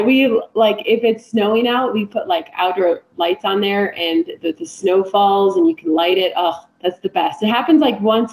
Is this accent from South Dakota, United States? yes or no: yes; South Dakota, United States; moved away; I grew up in the Midwest, so like in South Dakota